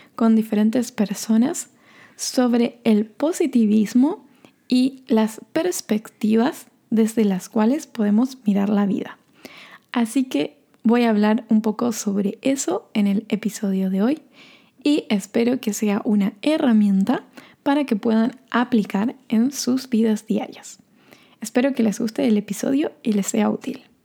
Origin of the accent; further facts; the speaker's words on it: Corrientes, Argentina; also born or lived in Norway; now in Bariloche, Argentina; Corrientes, que es la ciudad de donde soy o donde nací y donde viven mis padres